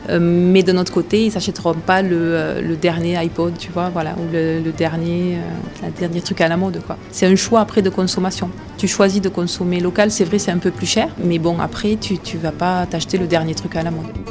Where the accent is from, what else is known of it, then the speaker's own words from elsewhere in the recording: Saint-Affrique, Occitania, France; j'habite dans l'Aveyron depuis ma naissance. Je suis partie un petit peu euh, dans les départements limitrophes, mais après je suis vite revenue à Aveyron. Je suis née ici, à Sainte-Afrique.